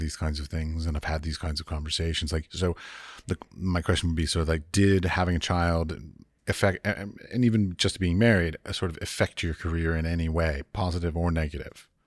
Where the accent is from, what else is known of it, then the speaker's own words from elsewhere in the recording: United States; moved away as an adult; I was raised in America.